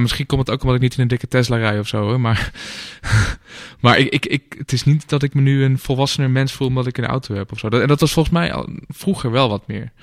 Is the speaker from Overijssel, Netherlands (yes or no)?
no; Amsterdam, North Holland, Netherlands; als Amsterdammer